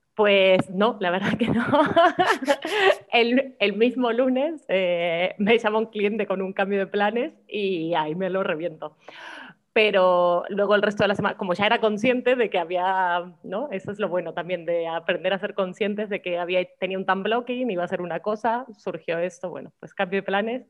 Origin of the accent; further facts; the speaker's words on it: Argentina; now in Málaga, Spain; como argentinos lo tenemos muy incorporado